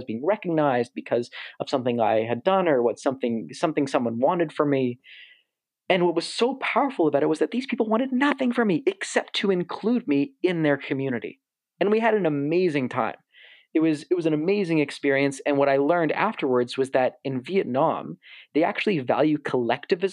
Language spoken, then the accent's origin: English; Toronto, Ontario, Canada; someone who was born and raised in Toronto